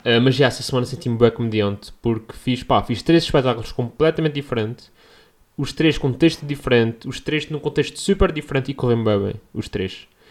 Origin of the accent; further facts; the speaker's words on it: Portugal; accent: Portuguese; as pessoas não percebem o meu sotaque